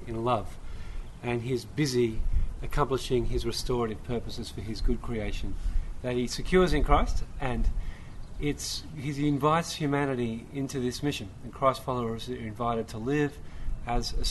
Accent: Sydney, New South Wales, Australia; now in Vancouver, Canada; I'm an Aussie. I come from Sydney, Australia, but I live in Vancouver

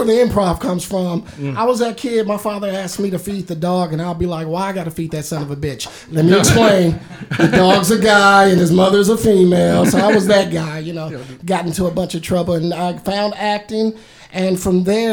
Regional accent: Indianapolis, Indiana, United States; also born or lived in Illinois; I grew up in Indianapolis

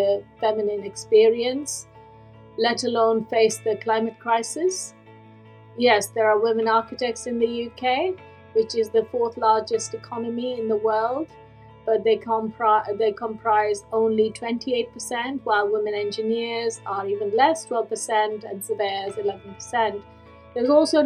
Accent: India; moved away as an adult; now in United Kingdom; born and raised in India in very humble circumstances

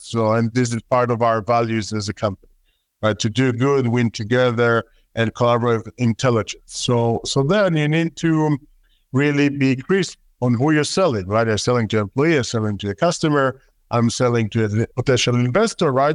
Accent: Israel; accent: Israeli; my terrible Israeli accent

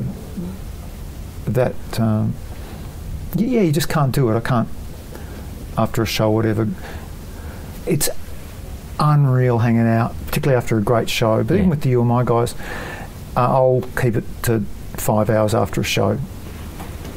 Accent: Australia

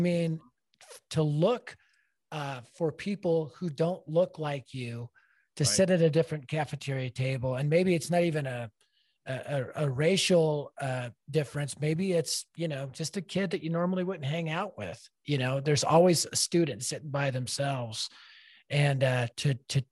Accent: Denver, Colorado, United States; I was raised in North Denver, which is a very largely Latino part of the city at the time

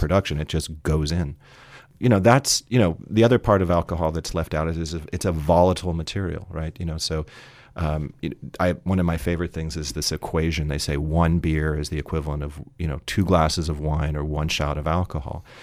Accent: San Francisco, California, United States; I'm originally from San Francisco

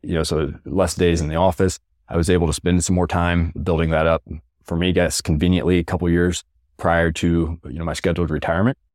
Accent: rural Missouri, United States; moved away as an adult; Many of them in rural Missouri, kind of near my hometown

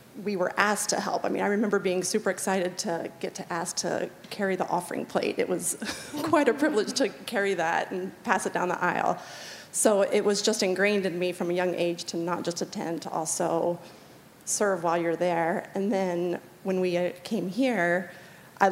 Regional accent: Virginia, United States; moved away as an adult; I grew up in Virginia, and then I moved out here in 2000

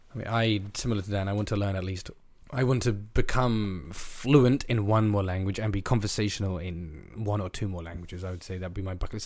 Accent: England, United Kingdom; my experience as an English guy is biased

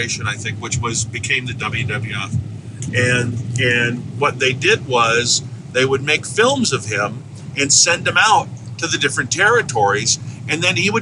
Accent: Des Moines, Iowa, United States; I grew up in Des Moines, Iowa

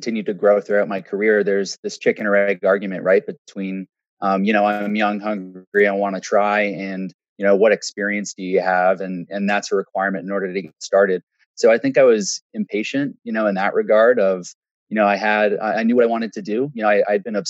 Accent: Waterloo, Ontario, Canada; I grew up in Waterloo.

